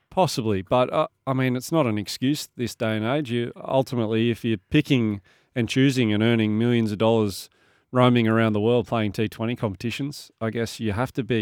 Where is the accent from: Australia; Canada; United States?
Australia; Bathurst, New South Wales; now in Sydney, Australia; I grew up in Bathurst, and uh, when I finished school when I was 17 years old, I moved to Sydney.